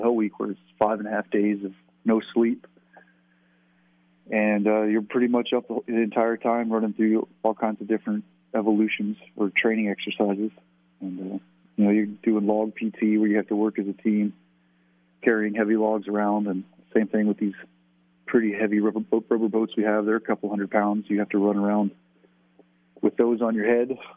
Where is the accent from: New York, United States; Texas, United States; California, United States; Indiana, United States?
Texas, United States; Southeast; I grew up in Southeast Texas